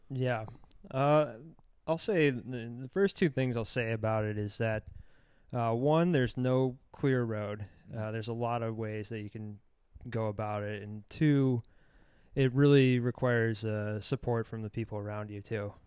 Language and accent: English; Michigan, United States; growing up in Michigan